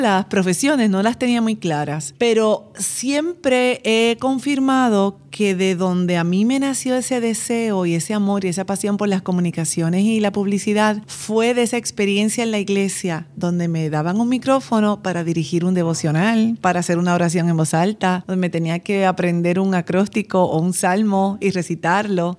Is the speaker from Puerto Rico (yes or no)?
yes; Bayamón, Puerto Rico; yo soy de Puerto Rico y nací en un pueblo que se llama Bayamón y allí prácticamente nací en la iglesia